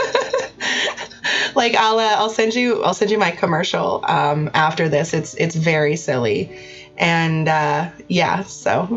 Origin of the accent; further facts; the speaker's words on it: Canada; I'm Canadian